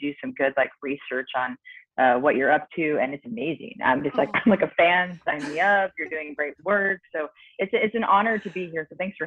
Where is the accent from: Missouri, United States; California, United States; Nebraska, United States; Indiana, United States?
Nebraska, United States; I grew up in Nebraska, which is, you know, in the Midwest, in the States